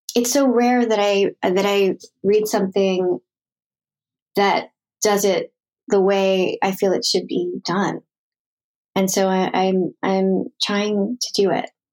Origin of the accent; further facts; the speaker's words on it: Philadelphia, Pennsylvania, United States; growing up in Philadelphia